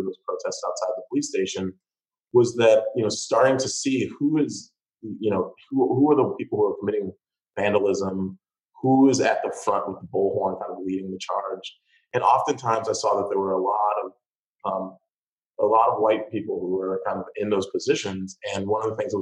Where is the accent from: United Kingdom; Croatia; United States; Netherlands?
United States; Chicago, Illinois; now in Santa Cruz, United States; I grew up in Chicago on the South Side